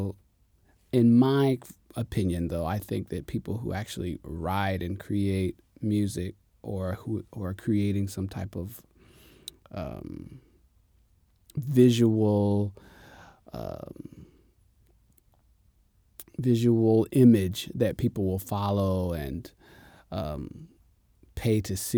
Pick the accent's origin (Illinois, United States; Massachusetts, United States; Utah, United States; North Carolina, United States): North Carolina, United States; Jacksonville; also born or lived in Richlands, North Carolina; I'm from North Carolina, a very small town. It's called Jacksonville.